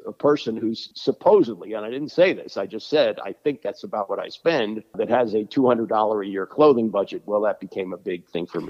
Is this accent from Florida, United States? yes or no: no; Washington, District of Columbia, United States; Oh, well, yeah, I grew up in Washington. And, you know, when I was a kid, the Washington Senators left town when I was 13 years old.